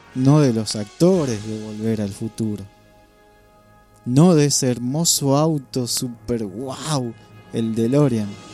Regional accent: Argentina; Soy parte de esta tierra que el Señor me, me dio la bendición de nacer en este lugar

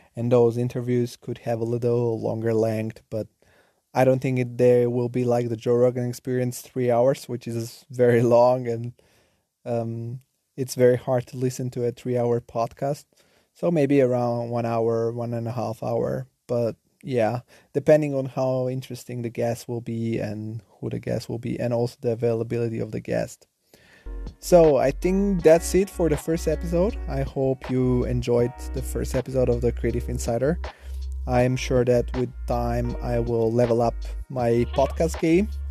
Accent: Nettuno, Lazio, Italy; English is a second language; also born or lived in Bulgaria / Rome; now in Germany; I was born in Bulgaria, and at the age of seven, I moved together with my family to a small town southern of Rome called Nettuno. And there was where I grew up.

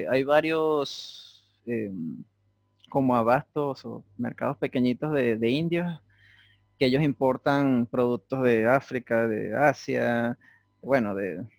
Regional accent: Venezuela; yo le dije a la muchacha, no, yo soy de Venezuela. Ah, eso queda en Estados Unidos, ¿verdad?

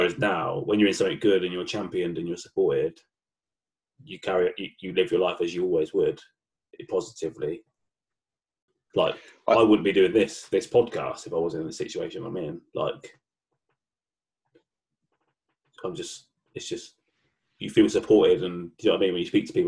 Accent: Reading, South East England, United Kingdom; where we grew up in Reading, it's a very mixed town anyway.

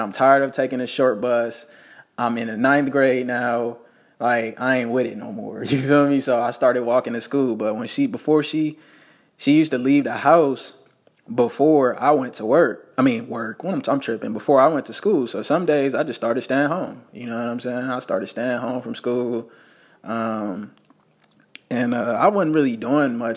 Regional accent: Las Vegas, Nevada, United States; I was born in Las Vegas, Nevada

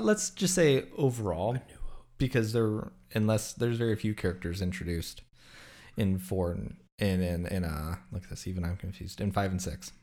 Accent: Southwest, United States; I grew up in the Southwest here

